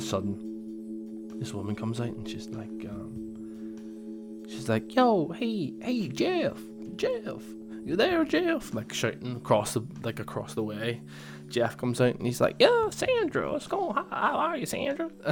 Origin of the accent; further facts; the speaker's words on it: Northern Ireland, United Kingdom; Northern Ireland, and I would say I'm Northern Irish